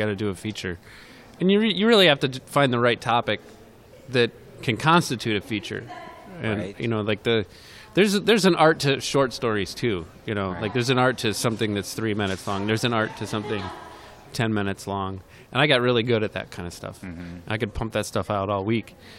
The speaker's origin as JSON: {"language": "English", "area": "near Muskegon", "region": "Lake Michigan", "country": "United States", "tie": "born or raised there", "said": "And they're near Muskegon, and between Muskegon and Whitehall."}